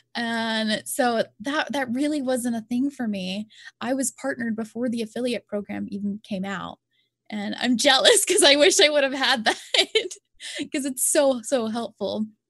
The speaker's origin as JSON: {"language": "English", "region": "Louisiana", "country": "United States", "said": "I'm from Louisiana, and Louisiana is just, some areas, we're just part of little podunk areas"}